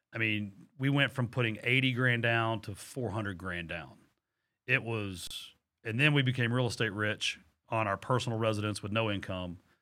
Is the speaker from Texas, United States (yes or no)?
yes; Texas, United States; I'm from Texas